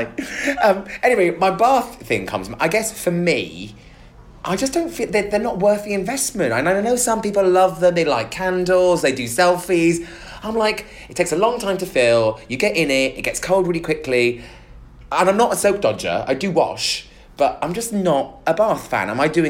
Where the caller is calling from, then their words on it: Nigeria; although I'm currently not in the UK, I'm listening from Nigeria and consider myself to be your biggest Nigerian fan.